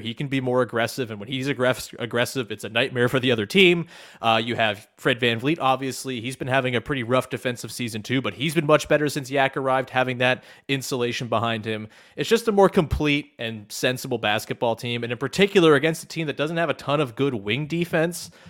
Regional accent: Canada

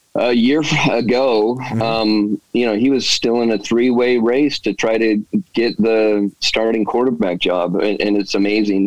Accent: West Valley City, Utah, United States; moved away as an adult; also born or lived in Texas; I grew up in West Valley um, and uh, went to Taylorsville High School

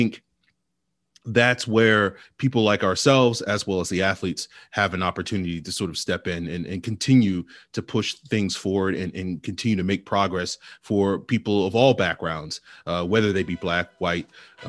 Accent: Virginia, United States; I know growing up in Virginia, like when it came to Black History Month

